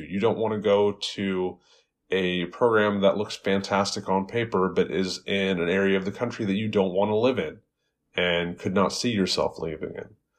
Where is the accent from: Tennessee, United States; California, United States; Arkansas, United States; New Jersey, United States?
California, United States; West Coast, Bay Area, Los Angeles; moved away as an adult; also born or lived in Phoenix, Arizona; now in Worcester, United States; I grew up on the West Coast. I grew up in big cities like the Bay Area, Los Angeles.